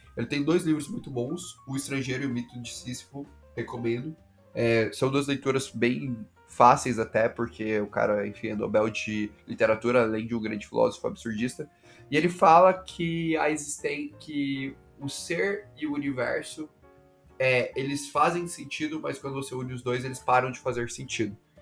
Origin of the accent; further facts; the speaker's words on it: Goiânia, Goiás, Brazil; moved away as an adult; also born or lived in São Paulo; Eu sou de Goiânia, né? Nascido, nascido e criado em Goiânia